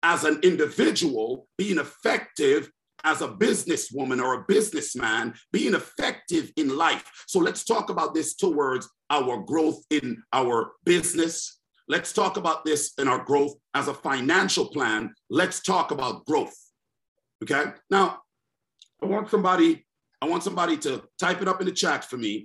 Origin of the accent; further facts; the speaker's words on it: New York City, New York, United States; I'm in the NYC. That's my hometown